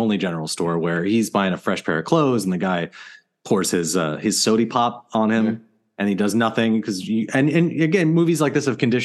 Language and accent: English; United States; as an American, like, growing up in a similar time period